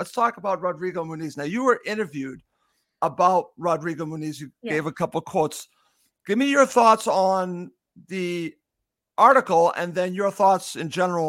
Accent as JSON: {"language": "English", "country": "United States", "said": "I'm an American"}